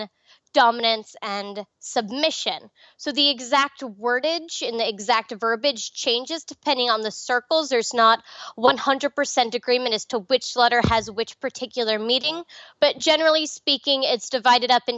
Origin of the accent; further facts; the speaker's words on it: Nassau County, Long Island, New York, United States; now in Nevada, United States; I grew up in Nassau County